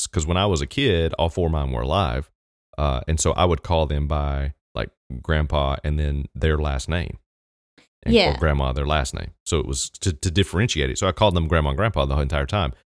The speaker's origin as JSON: {"language": "English", "country": "New Zealand", "said": "I'm from New Zealand"}